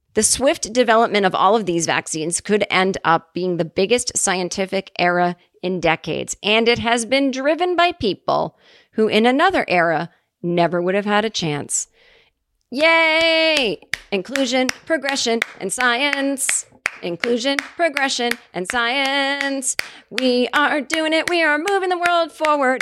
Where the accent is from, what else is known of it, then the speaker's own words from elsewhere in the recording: Massachusetts, United States; moved away; my hometown